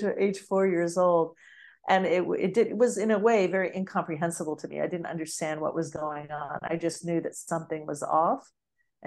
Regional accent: United States; moved away; also born or lived in Bali; I'm just an American woman.

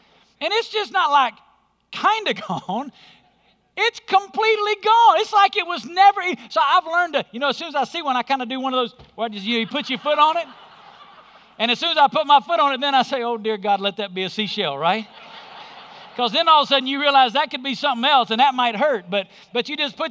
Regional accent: Alabama, United States; moved away; When I was growing up in Alabama

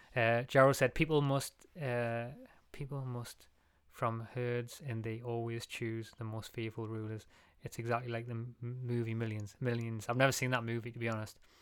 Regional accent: England, United Kingdom; we're English

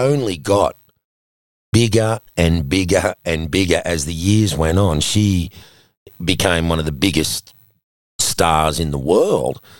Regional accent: Sydney, New South Wales, Australia; when Ray and I were growing up in Matraville

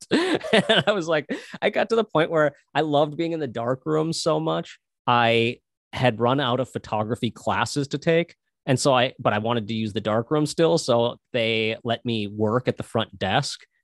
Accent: Minnesota, United States; I'm from Minnesota

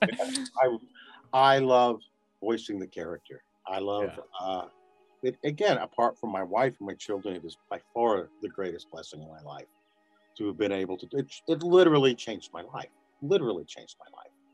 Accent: New Mexico, United States; moved away; also born or lived in Los Angeles; I'm I'm living in Albuquerque now, and I was born in New Mexico

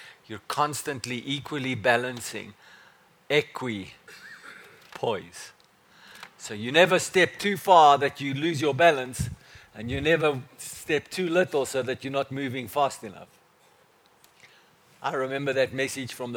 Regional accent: South Africa; I said, "From South Africa."

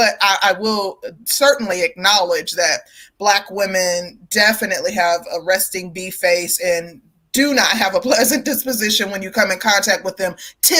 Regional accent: Midwest, United States; moved away as an adult; also born or lived in Chicago, Illinois; now in the South, United States; I come from the Midwest, and prior to moving to the South, I lived in Chicago

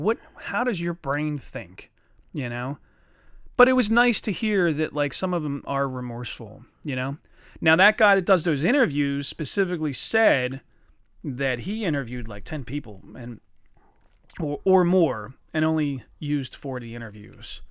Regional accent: Chester, Pennsylvania, United States; I grew up with guys in Chester that fought fucking dogs every day

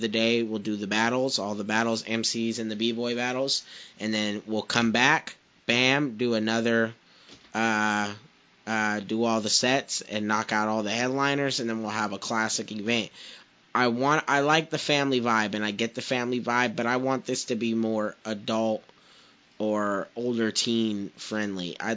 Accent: Porterville, California, United States; I'm not from Fresno, I'm from Porterville, but I'm from the Valley.

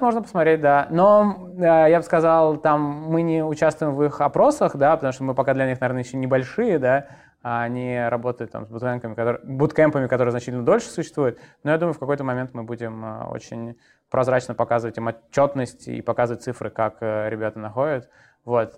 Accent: Moscow, Russia; Я родился в Москве, учился в школе в Москве, потом поступил в институт э, тоже в Москве

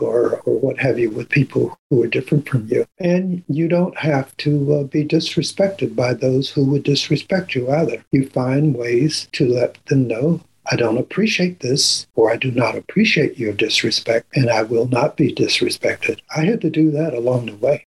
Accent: Annapolis, Maryland, United States; I grew up in Annapolis, Maryland

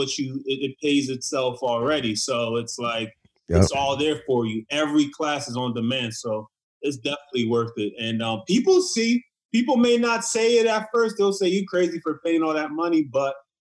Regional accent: Nigeria; I'm Nigerian.

